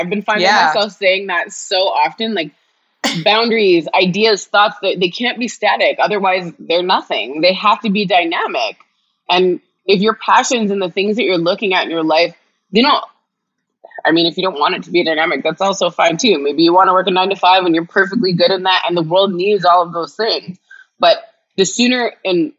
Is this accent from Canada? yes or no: yes; Canada; I'm Canadian